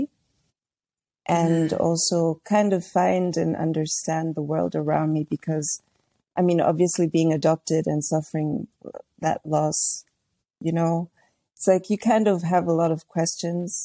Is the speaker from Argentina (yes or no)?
no; Tanzania; I grew up in Tanzania